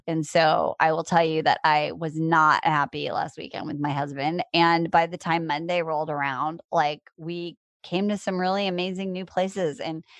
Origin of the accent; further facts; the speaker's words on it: Iowa, United States; also born or lived in Chicago; now in Los Angeles, United States; I grew up in Iowa in a town, not on the farm. And I live in Los Angeles and I've lived in Chicago.